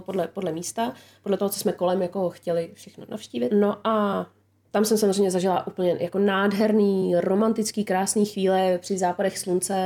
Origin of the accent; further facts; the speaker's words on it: Czechia; jsem Češka